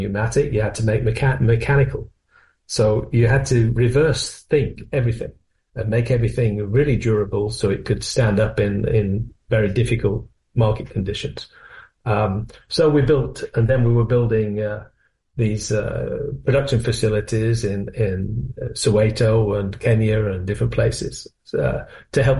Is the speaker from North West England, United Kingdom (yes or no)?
yes; North West England, United Kingdom; moved away as an adult; also born or lived in Milton Keynes; now in Northampton, United Kingdom; when you come down from the northwest of England, which is, you may lean for my accent, I was from the northwest.